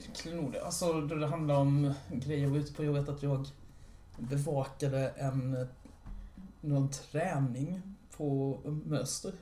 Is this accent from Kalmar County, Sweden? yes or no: yes; Orrefors, Kalmar County, Sweden; Jag är från Orrefors